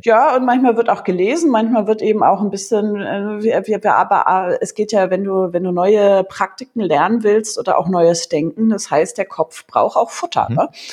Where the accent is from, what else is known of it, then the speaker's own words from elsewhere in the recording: Germany; bei uns in Deutschland